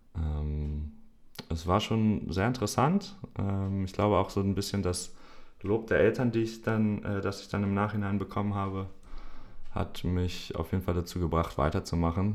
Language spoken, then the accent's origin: German; Hanover, Lower Saxony, Germany; bei uns in Hannover